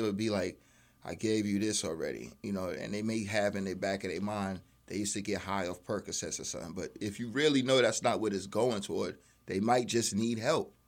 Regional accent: New York City, New York, United States; moved away as an adult; I'm a Brooklyn boy. I grew up in Brooklyn during some hard times

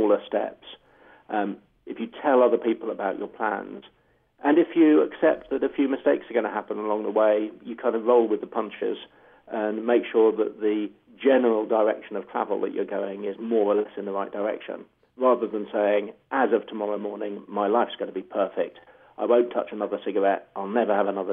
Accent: England, United Kingdom; I'm being English

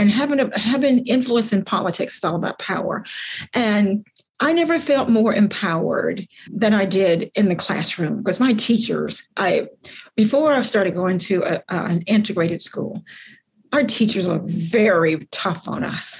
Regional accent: the South, United States; growing up in the South

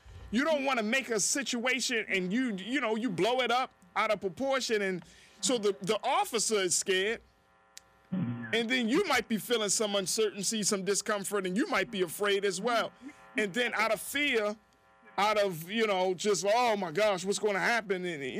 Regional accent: Baltimore, Maryland, United States; It's like you go to other parts of the state, you're like, I'm from Baltimore City.

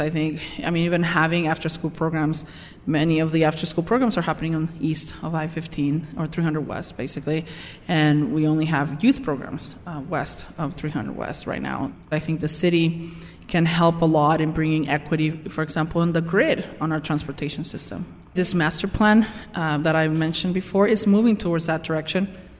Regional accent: Mexico; moved away as an adult; also born or lived in Tijuana; now in Salt Lake City, United States; I was born and raised in Mexico

